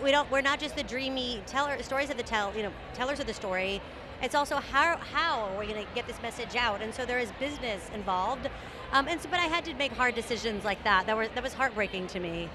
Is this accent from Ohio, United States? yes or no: no; San Antonio, Texas, United States; moved away; also born or lived in New York; I'm from San Antonio, Texas